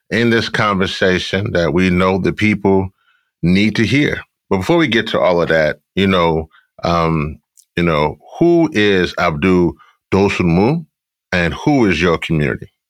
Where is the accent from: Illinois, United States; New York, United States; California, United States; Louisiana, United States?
Louisiana, United States; Shreveport; I was born in Shreveport, Louisiana.